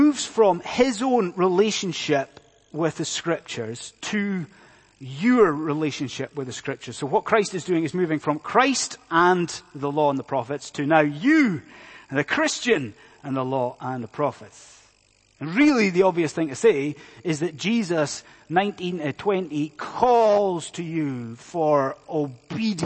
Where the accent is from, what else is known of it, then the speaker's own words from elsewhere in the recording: Inverness, Scotland, United Kingdom; my hometown of Inverness